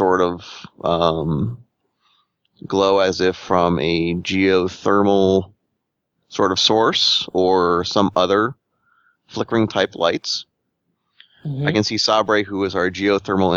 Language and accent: English; United States; accent: Yankee; my Yankee accent.